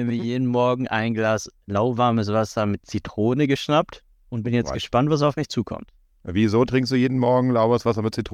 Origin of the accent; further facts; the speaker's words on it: Hannover, Lower Saxony, Germany; Ich habe angefangen mit sechs Jahren, wenn ich mich richtig erinnere, Fußball zu spielen damals noch in dem äh, Stadtteil Badenstedt in Hannover.